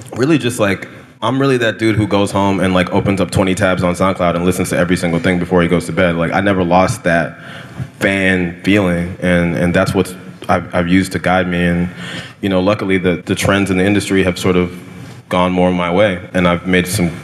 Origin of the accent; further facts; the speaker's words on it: California, United States; I grew up in California